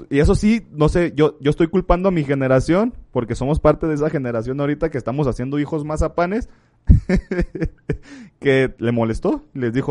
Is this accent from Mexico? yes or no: yes; Mexico; Así somos los mexicanos